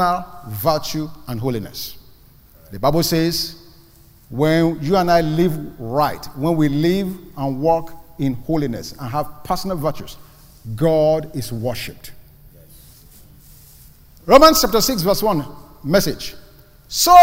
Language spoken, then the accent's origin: English; Nigeria; also born or lived in Ibadan, Nigeria / Lagos, Nigeria; now in United States; I was born in Nigeria. I lived in the city called Ibadan. And then I was upgraded and moved to Lagos. I came to the United States from Lagos